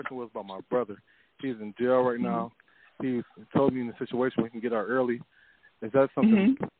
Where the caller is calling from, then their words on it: Detroit, Michigan, United States; Calling from Detroit.